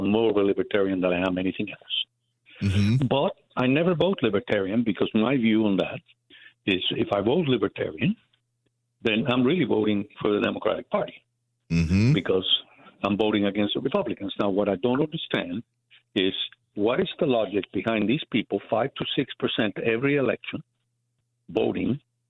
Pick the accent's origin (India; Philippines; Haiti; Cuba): Cuba; now in United States; I'm originally from Cuba, so I know about bad government from experience.